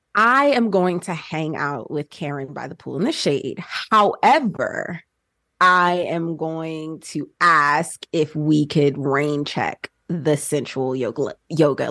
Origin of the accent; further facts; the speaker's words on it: New Jersey, United States; moved away; also born or lived in Georgia; born and raised in Jersey, and then my family moved to Georgia